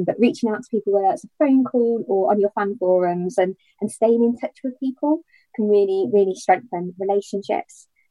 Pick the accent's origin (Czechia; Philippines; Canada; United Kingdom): United Kingdom; we are very British